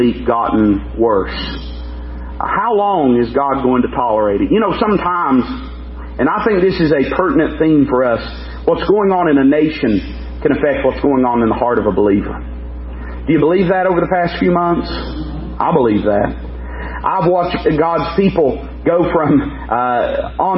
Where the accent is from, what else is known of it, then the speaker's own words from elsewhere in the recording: United States; as an American